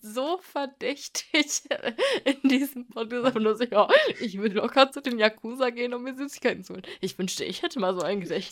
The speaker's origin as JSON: {"language": "German", "country": "Germany", "said": "bei uns in Deutschland"}